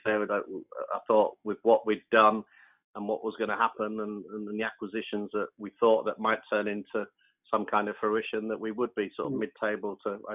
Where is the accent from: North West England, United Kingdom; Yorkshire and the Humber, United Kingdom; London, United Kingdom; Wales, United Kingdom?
London, United Kingdom; my hometown club